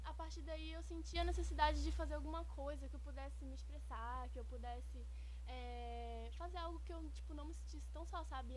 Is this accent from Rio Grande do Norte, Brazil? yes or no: no; Rondon do Pará, Pará, Brazil; also born or lived in Breves, Brazil; now in Belém, Brazil; eu nasci, eu sou natural de Rondônia do Pará, que é interior do Pará, mais precisamente no sul do Pará.